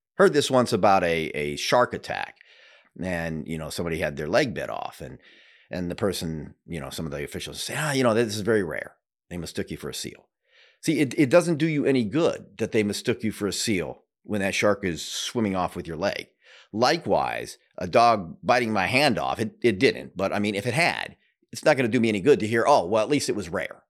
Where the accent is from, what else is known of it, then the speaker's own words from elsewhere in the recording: Seattle, Washington, United States; also born or lived in Denver; now in Florida, United States; I'm originally from Seattle, but lived in Denver for many years and am fairly new to Florida